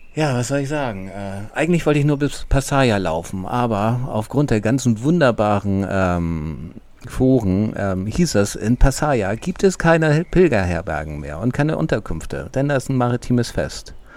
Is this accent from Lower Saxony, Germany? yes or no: no; Hamburg, Germany; ich als Flachlandtiroler, ich komme aus Hamburg